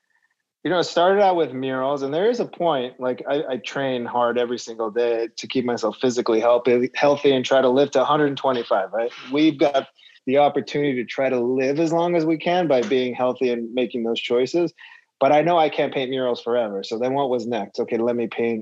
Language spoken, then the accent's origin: English; Los Angeles, California, United States; in my hometown